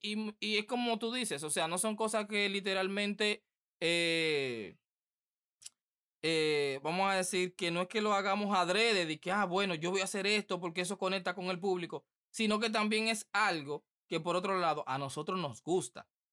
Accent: Dominican Republic; aquí en mi país el, el béisbol es lo que prima

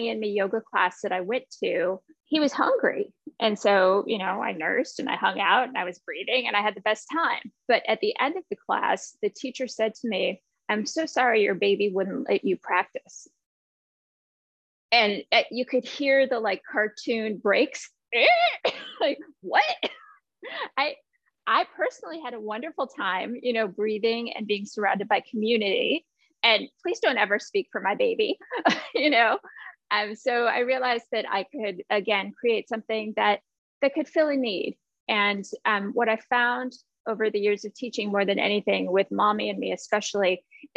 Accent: Chicago, Illinois, United States; now in Hawaii, United States; I'm originally from Chicago

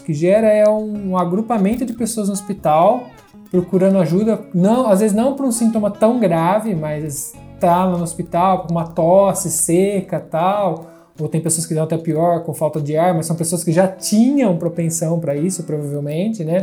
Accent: Brazil; now in Italy; a gente é brasileiro, nasceu no Brasil, a gente mora na Itália

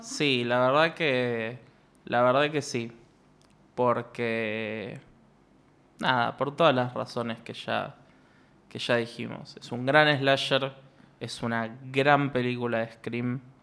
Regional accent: Ushuaia, Tierra del Fuego, Argentina; moved away; yo a Ushuaia voy con suerte una vez al año y aún y así entro a una panadería y me dicen, vos sos el hijo de Marcelo

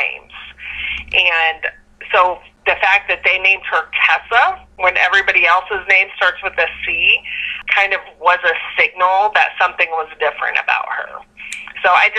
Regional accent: Lancaster, Ohio, United States; I grew up in Lancaster, Ohio, which is a small town southeast of Columbus

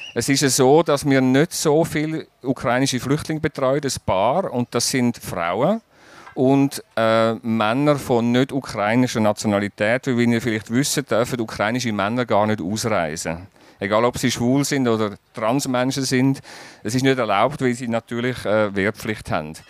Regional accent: Zurich, Switzerland; als Zürcher in Basel

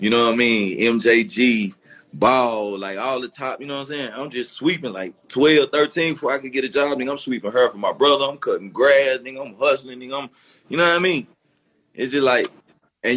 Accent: Memphis, Tennessee, United States; I came from South Memphis. So I grew up playing clarinet, but I'm still in the streets of Memphis

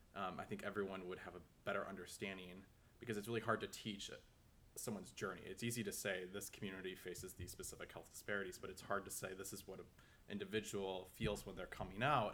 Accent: Minneapolis, Minnesota, United States; moved away; I am from Minneapolis, Minnesota

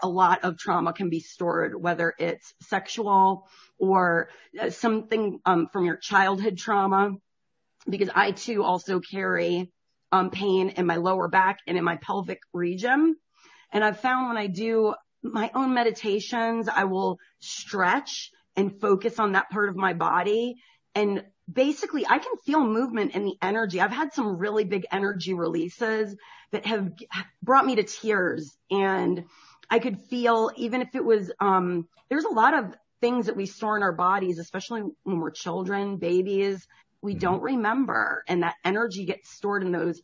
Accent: Connecticut, United States; also born or lived in South Florida; now in Georgia, United States; I'm from Connecticut originally.

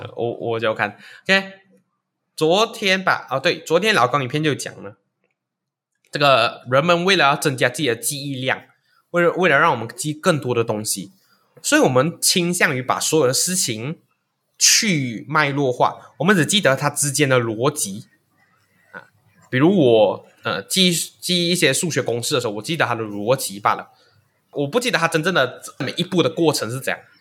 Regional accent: Malaysia; 其实身为马来西亚人也是一项特权

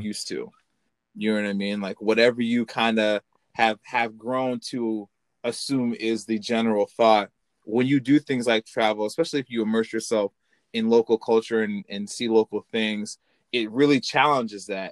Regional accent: Illinois, United States; I'm from Illinois

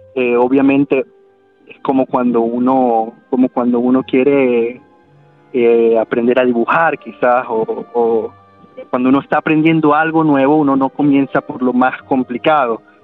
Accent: Venezuela; moved away as an adult; mi formación fue en Venezuela. Yo eh, no, salí de Venezuela quizás como hasta cuando tuve 20 eh, años, quizás.

